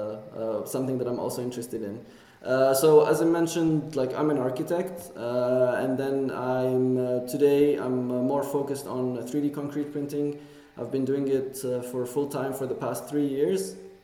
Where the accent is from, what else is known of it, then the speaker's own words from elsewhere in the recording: Amman, Amman Governorate, Jordan; moved away as an adult; I grew up in Jordan. That's my home country. I'm from the capital, Amman.